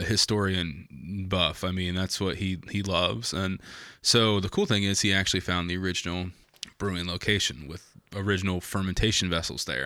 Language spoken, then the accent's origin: English; Logansport, Indiana, United States; also born or lived in San Antonio, Texas; I came from Logan Sport